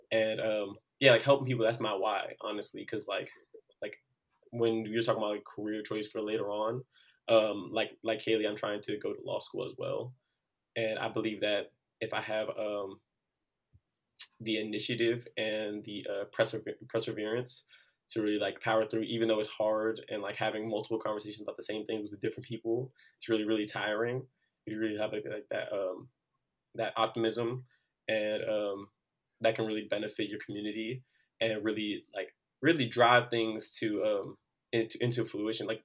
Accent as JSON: {"language": "English", "town": "Washington", "region": "District of Columbia", "country": "United States", "said": "I'm an international relations major and legal studies minor, and I'm from Washington D.C."}